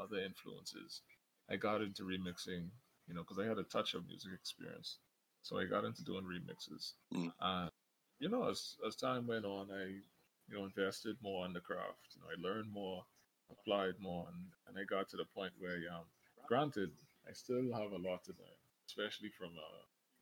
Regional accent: Grand Bahama, Bahamas; I'm from the Bahamas

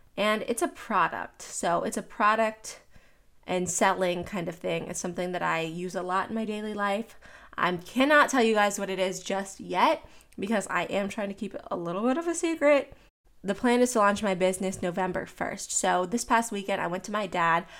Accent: Pittsburgh, Pennsylvania, United States; moved away; I'm from Pittsburgh

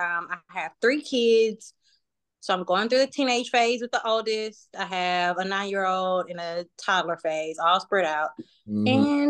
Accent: Houston, Texas, United States; moved away as an adult; also born or lived in Washington, DC area; now in Atlanta, United States; I'm originally from Houston, like Stephen said. I moved to Atlanta probably like around 2012, 2013. So kind of like Houston made me, Atlanta raised me kind of thing.

